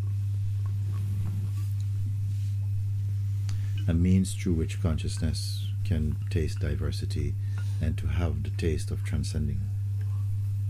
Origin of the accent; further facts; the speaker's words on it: Jamaica; when I was a child growing up in the Caribbean, in Jamaica